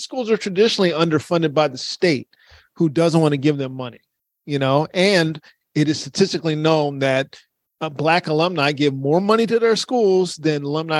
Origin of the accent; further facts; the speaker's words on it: Baltimore, Maryland, United States; I'm from Baltimore. We didn't snitch.